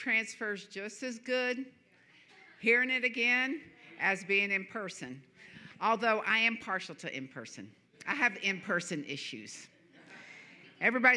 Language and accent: English; Florida, United States; moved away; I'm from Florida, and it's hot here.